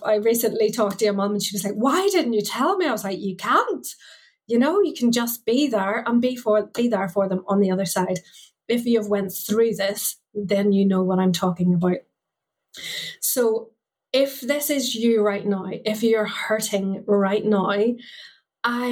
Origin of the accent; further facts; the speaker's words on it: Ireland; as a Catholic growing up in Ireland, I went to a convent school